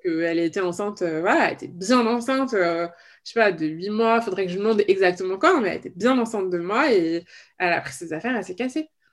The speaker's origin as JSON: {"language": "French", "town": "Paris", "region": "Île-de-France", "country": "France", "tie": "born or raised there", "said": "je, suis née et j'ai grandi à Paris"}